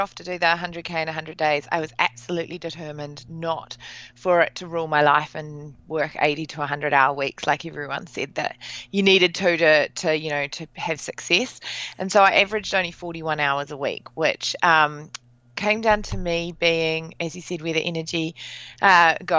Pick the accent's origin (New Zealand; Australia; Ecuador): New Zealand; Basically, I'm from New Zealand